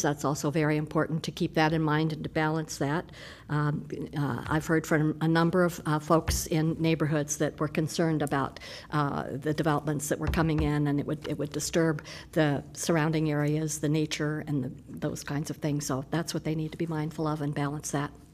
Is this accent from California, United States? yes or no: no; Des Moines, Iowa, United States; now in Iowa City, United States; I grew up in Des Moines.